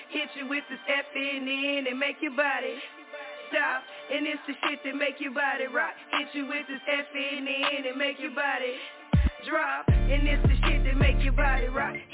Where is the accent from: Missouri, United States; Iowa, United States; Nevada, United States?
Missouri, United States; St. Louis; now in Little Rock, United States; I'm originally from St. Louis, Missouri, and everybody that knows for the most part, y'all know I'm in Little Rock, Arkansas right now